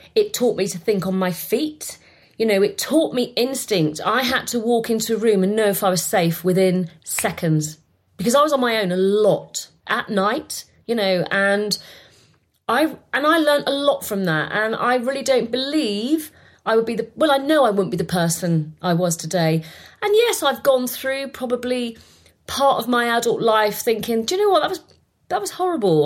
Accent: Bath, South West England, United Kingdom; I was born in England. I was born in Bath and I was born in a council estate

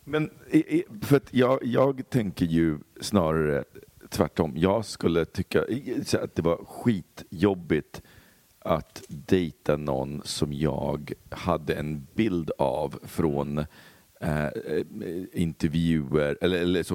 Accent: Poland; now in Sweden; min barndom i Polen så var det ju så när jag växte upp

